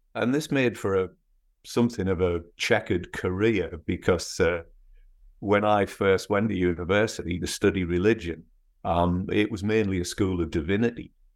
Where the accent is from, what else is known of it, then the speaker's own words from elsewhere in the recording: North East England, United Kingdom; accent: northeast English with bits of Scottish; moved away as an adult; also born or lived in Scotland / Edinburgh; now in United States; I was actually born in Scotland, um, but my parents moved to the northeast of England when I was four, and then I went back to university in Edinburgh when I was eighteen. So my accent is, is actually more northeast English, but with certain bits of Scottish thrown into it